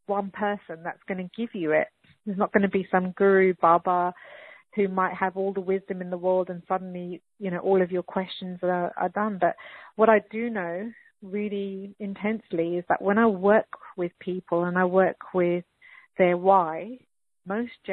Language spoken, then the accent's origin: English; England, United Kingdom; moved away; also born or lived in United States / Australia; My parents were brought up in India and I was brought up in England, and then I moved to America and Australia